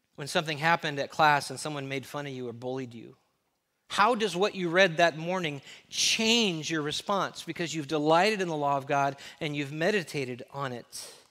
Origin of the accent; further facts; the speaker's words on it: Los Angeles, California, United States; now in Texas, United States; I grew up in the mean streets of L